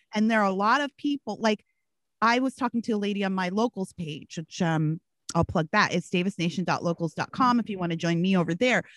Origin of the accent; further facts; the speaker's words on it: Canada; also born or lived in Washington, D.C., United States / Gary, Indiana, United States; now in California, United States; i grew up in rural canada i split my time between rural canada and, and the inner city of washington d.c where my dad lived